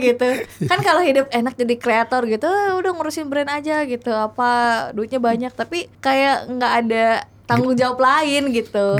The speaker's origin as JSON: {"language": "Indonesian", "town": "Tanjungsari", "region": "West Java", "country": "Indonesia", "tie": "born or raised there", "said": "aku dari kecil hidup di desa ya. Dulu tuh aku tuh nggak suka hidup di sana kayak ih namun sih Tanjung Seri eh, orang kampung"}